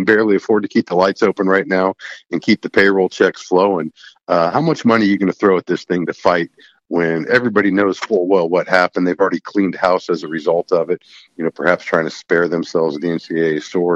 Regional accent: Indianapolis, Indiana, United States; also born or lived in Bloomington, Indiana / Seymour, Indiana; I was born in Bloomington, raised my young life in Indianapolis. My family relocated to Seymour in the 80s.

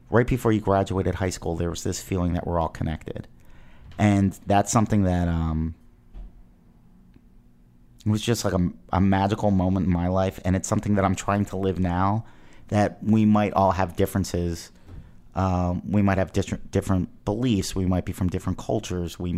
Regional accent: East Coast, United States; Spring is spring, no matter like when I I grew up on the East Coast

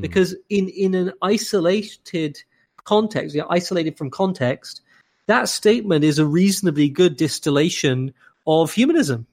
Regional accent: London, United Kingdom; moved away as an adult; also born or lived in Cambridge, England / Cambridge, Massachusetts, United States; now in Saint Louis, United States; I'm from London in England, and I lived in Cambridge in England

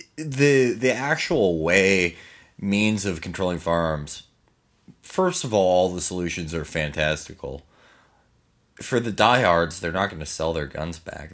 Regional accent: Chicago, Illinois, United States; I'm from Chicago

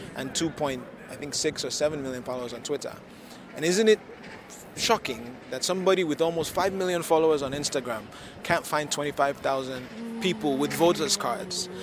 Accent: Lagos, Nigeria; I am from Lagos, Nigeria.

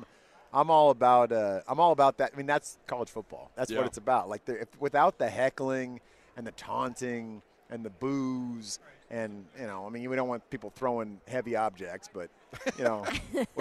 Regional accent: Bay Area, California, United States; also born or lived in Oak Ridge, Tennessee / Austin, Texas; So I was born there. And then I think I was two. We moved to the Bay Area. So I grew up in the Bay Area.

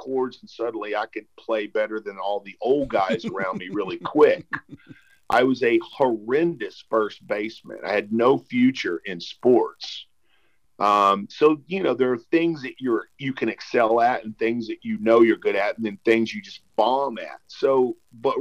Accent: United States; I grew up on the Texas-Louisiana border

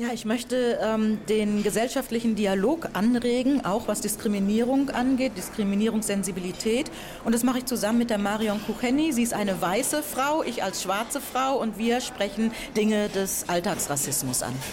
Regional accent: Buxtehude, Lower Saxony, Germany; moved away as an adult; also born or lived in Hamburg / Lüneburg / Heidelberg; Ich bin ähm, ja in Hamburg geboren und in Buxtehude aufgewachsen.

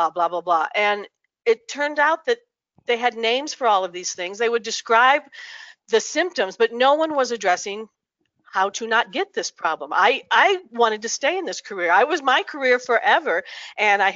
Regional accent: New Mexico, United States; I'm from New Mexico

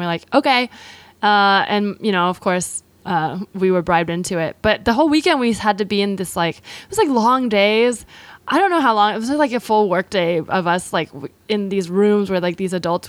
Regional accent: California, United States; In the Bay Area.

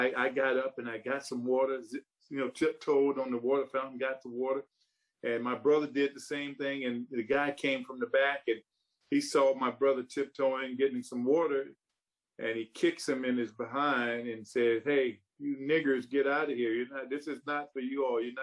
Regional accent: South Carolina, United States; when I was growing up, I grew up during the Jim Crow era of South Carolina and the South

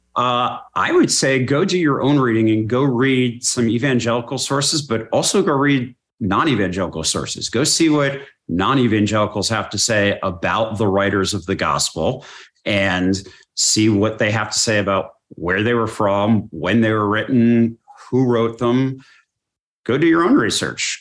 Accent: United States; I was raised in American culture.

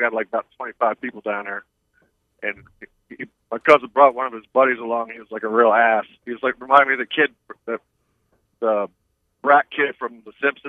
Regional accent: Detroit, Michigan, United States; moved away; I was born in Detroit.

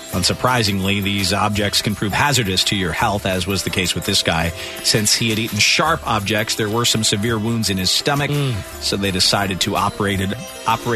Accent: Northern Ireland, United Kingdom; now in United States; This was at a branch in Northern Ireland, my hometown.

